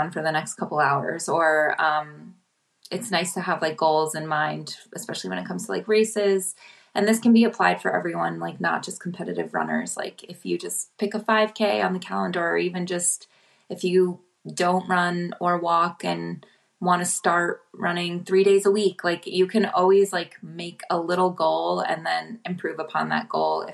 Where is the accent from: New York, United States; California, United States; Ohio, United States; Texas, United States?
New York, United States; Upstate; born or raised there; moved away as an adult; now in Philadelphia, United States